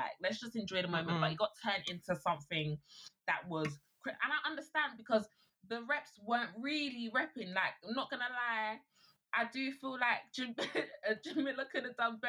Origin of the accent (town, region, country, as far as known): Nigeria